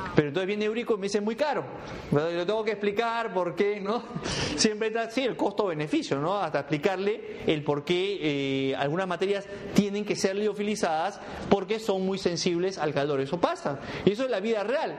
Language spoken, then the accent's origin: Spanish; Peru; moved away; mi país